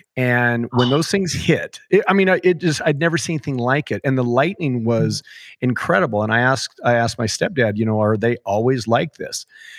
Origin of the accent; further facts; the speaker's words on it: Montana, United States; I'm a Montana guy, but my family is from Kansas.